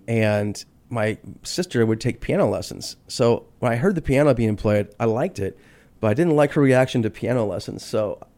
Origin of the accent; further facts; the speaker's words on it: Inland Empire, Southern California, United States; also born or lived in Pomona, California; now in Phoenix, United States; No, I grew up in Southern California.